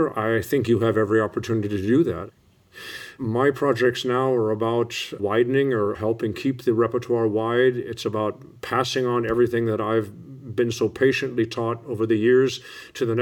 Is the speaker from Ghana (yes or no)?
no; United States; I'm so grateful that I am an American. I'm so grateful that I was raised an American.